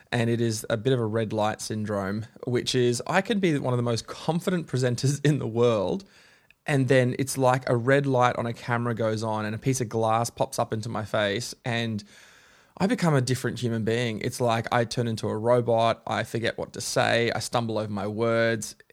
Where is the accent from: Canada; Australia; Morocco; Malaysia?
Australia; Melbourne, Victoria; I was born in Melbourne, Melbourne, Australia.